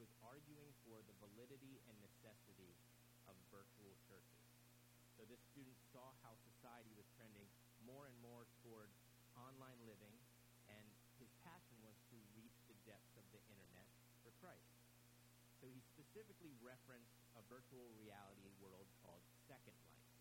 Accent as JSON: {"language": "English", "town": "Virginia Beach", "region": "Virginia", "country": "United States", "tie": "born or raised there", "said": "we grew up together in Virginia Beach, so I had the privilege of going to middle school, high school, and college with my friend Travis."}